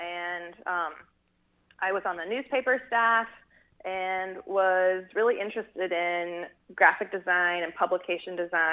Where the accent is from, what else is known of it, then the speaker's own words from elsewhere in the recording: Bay Area, California, United States; moved away; also born or lived in Fort Worth, Texas; I'm actually from California originally, from the Bay Area